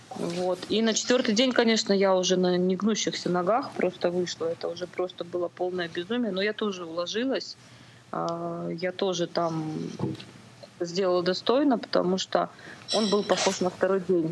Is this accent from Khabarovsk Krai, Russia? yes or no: yes; Far East, Khabarovsk Krai, Russia; now in Novosibirsk, Russia; Да, я с Дальнего Востока, из Хабаровского края. Ну, там небольшой городок под Хабаровском.